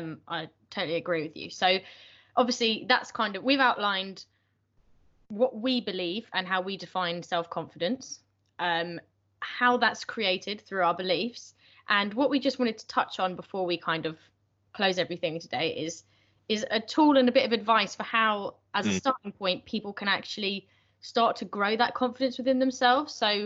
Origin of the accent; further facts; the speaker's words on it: United Kingdom; Because as British, British people, I feel like don't really want